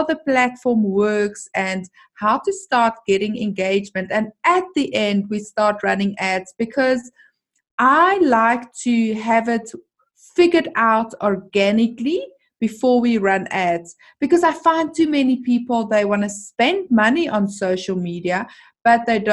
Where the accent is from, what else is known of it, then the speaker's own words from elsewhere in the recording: South Africa; I am from South Africa